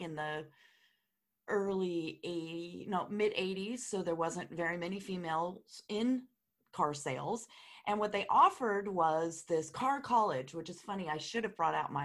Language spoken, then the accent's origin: English; California, United States; moved away; I'm originally from California